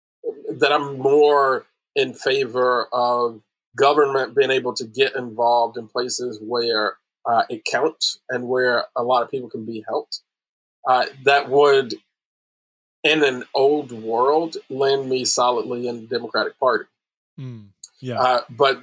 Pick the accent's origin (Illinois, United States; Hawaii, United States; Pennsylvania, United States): Illinois, United States; Chicago; I grew up in Chicago